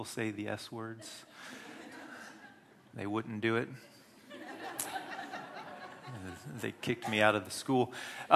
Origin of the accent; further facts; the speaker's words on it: United States; moved away; I grew up in the Wesleyan Methodist Church in America